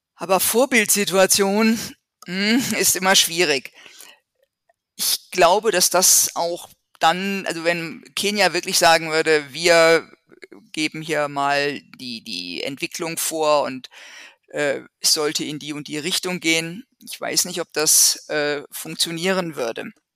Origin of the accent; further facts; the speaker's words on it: Germany; bei uns in Deutschland